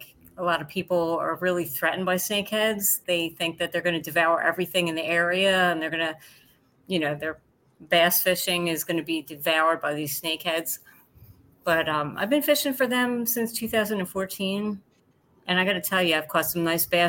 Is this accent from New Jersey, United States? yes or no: yes; New Jersey, United States; Yes, I am from Jersey. I'm Jersey girl